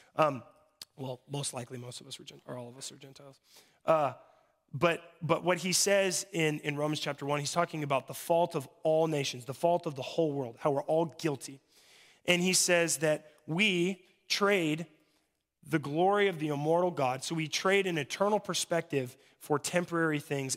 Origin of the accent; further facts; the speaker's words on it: Mobridge, South Dakota, United States; I'm from Mobridge